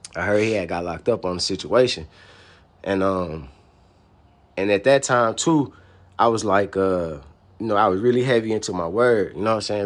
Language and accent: English; Atlanta, Georgia, United States; I was a dude from Atlanta.